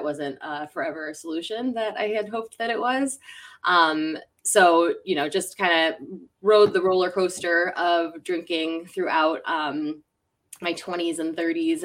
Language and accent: English; Western New York, United States; now in Tampa, United States; I'm from Western New York. Live in Tampa, Florida right now. I escaped the cold weather.